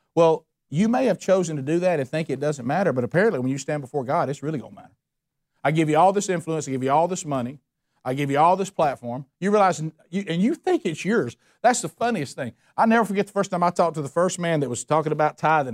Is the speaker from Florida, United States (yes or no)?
no; Calhoun County, Alabama, United States; I'm from Calhoun County, Alabama